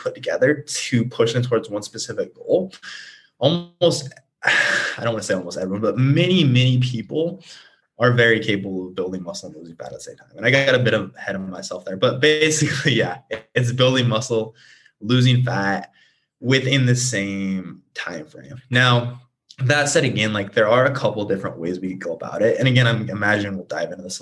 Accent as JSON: {"language": "English", "region": "Nebraska", "country": "United States", "moved": "yes", "lives_now": "Scottsdale, United States", "said": "I'm originally from Nebraska. I'm currently based in Scottsdale."}